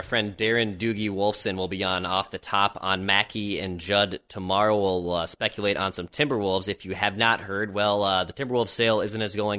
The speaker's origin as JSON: {"language": "English", "region": "Minnesota", "country": "United States", "accent": "Minnesota", "said": "my Minnesota accent"}